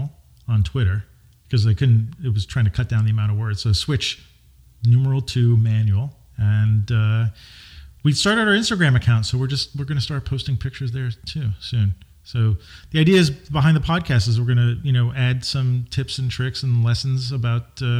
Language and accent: English; New York, United States; I grew up in New York